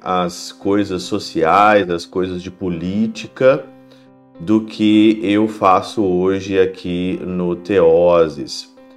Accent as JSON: {"language": "Portuguese", "country": "Brazil", "moved": "as an adult", "lives_now": "Germany", "said": "Eu como brasileiro, mesmo não morando no Brasil, morando na Alemanha"}